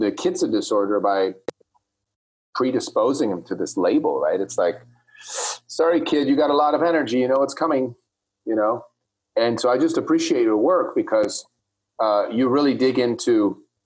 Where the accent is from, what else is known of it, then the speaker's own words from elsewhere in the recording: Switzerland; when I grew up in Switzerland